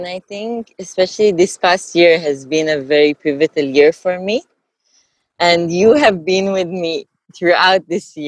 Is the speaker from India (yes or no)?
yes; India; I grew up in India